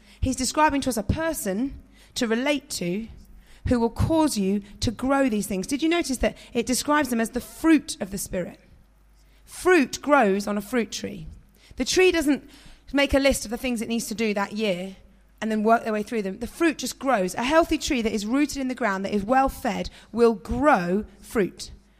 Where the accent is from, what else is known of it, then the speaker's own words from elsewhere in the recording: London, United Kingdom; also born or lived in northern England; I grew up in South London, West London, but my mum and dad were quite well-spoken, so I didn't have a particularly strong London accent. And then I moved to the countryside in the north